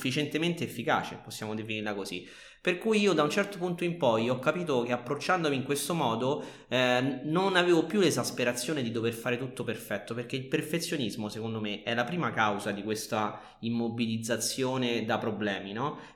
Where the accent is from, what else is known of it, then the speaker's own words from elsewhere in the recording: Rome, Lazio, Italy; non sono storico, ma sono romano.